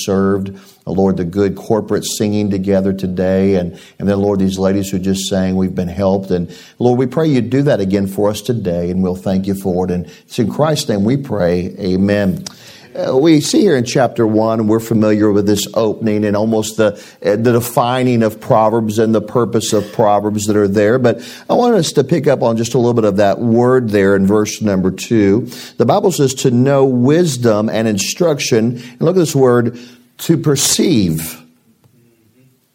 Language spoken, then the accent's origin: English; Arkansas, United States; moved away; also born or lived in Springfield, Missouri; I am an Arkansas boy from the top of my head to the bottom of my feet